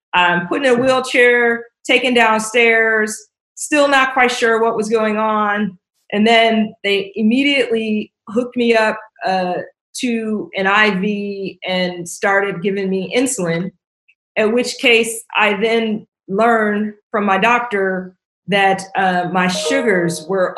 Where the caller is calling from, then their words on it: Vienna, Virginia, United States; I'm dialing in from Vienna, Virginia, just outside of Washington, D.C.